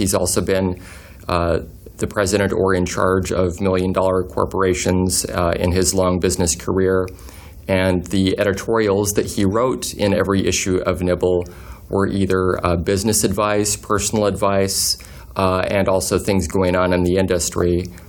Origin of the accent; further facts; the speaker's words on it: Utah, United States; I'm from Utah